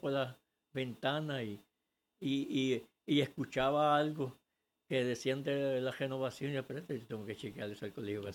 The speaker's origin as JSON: {"language": "Spanish", "country": "Puerto Rico", "tie": "born or raised there", "also_born_or_lived": "Orocovia, Puerto Rico"}